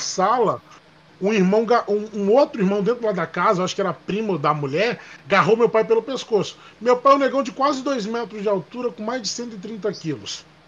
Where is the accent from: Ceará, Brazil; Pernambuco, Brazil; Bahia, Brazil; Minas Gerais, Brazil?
Minas Gerais, Brazil; moved away; Tem muitos anos que eu saí de Minas